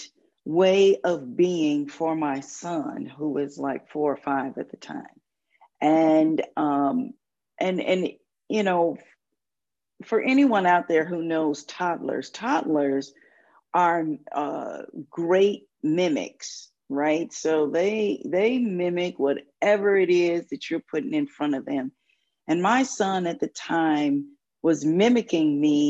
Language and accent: English; Waukegan, Illinois, United States; I grew up in the Catholic Church in Waukegan, Illinois